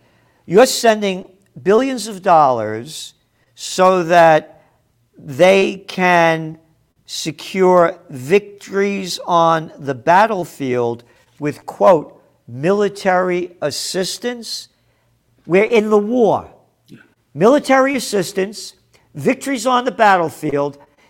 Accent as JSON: {"language": "English", "country": "United States", "said": "I am an American."}